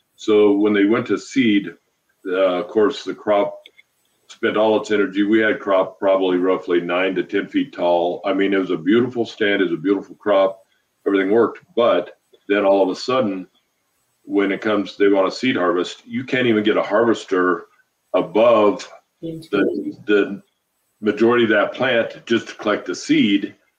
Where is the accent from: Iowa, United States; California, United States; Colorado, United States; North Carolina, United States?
Colorado, United States; just south of Steamboat Springs; moved away as an adult; now in Montana, United States; just south of Steamboat, about 20 miles